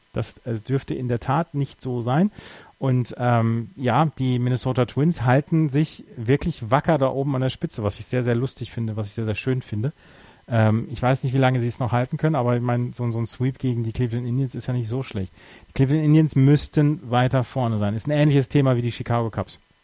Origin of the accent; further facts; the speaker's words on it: North Rhine-Westphalia, Germany; born or raised there